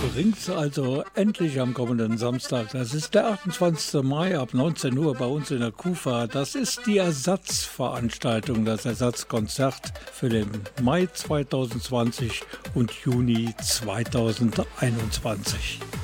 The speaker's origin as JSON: {"language": "German", "town": "Krefeld", "region": "North Rhine-Westphalia", "country": "Germany", "said": "ich bin eine Kriwitsche Jung"}